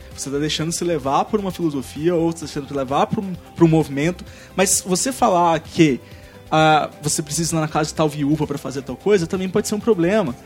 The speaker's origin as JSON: {"language": "Portuguese", "region": "São Paulo", "country": "Brazil", "accent": "paulista", "said": "ele ouviu o meu sotaque, eu tinha um sotaque muito mais forte, tipo, paulista"}